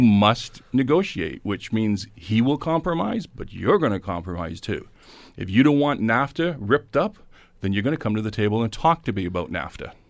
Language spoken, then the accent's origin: English; Canada